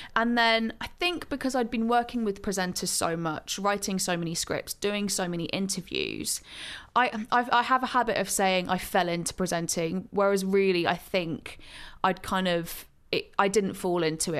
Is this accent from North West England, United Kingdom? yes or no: no; Gloucestershire, South West England, United Kingdom; now in London, United Kingdom; I grew up in Gloucestershire, uh, in the countryside